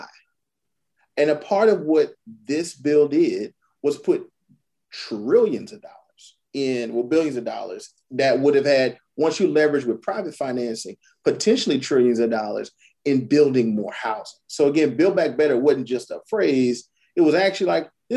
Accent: Orangeburg, South Carolina, United States; I'm from Orangeburg. You go through some of the neighborhoods I grew up in, empty.

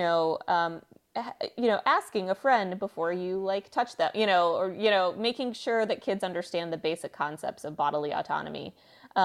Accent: Texas, United States; I'm from Texas

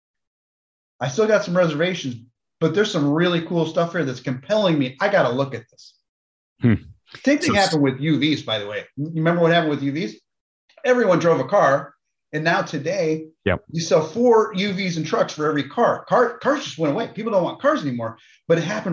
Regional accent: New York, United States; I didn't grow up in Detroit. I grew up in New York

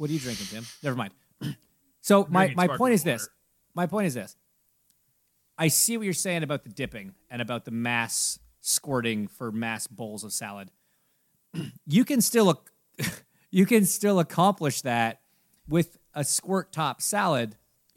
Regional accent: Canada; now in United States; I'm a Canadian

